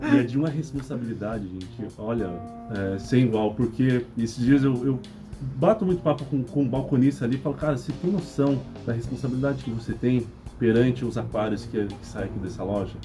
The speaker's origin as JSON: {"language": "Portuguese", "town": "Mogi das Cruzes", "region": "São Paulo", "country": "Brazil", "tie": "born or raised there", "said": "em São Paulo mesmo, Mogi Sim. das Cruzes, que é minha cidade natal"}